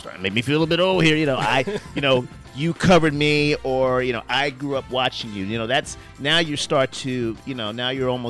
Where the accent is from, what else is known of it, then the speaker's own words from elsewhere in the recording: Baltimore, Maryland, United States; now in St. Louis, United States; I grew up in Baltimore, but St. Louis is my home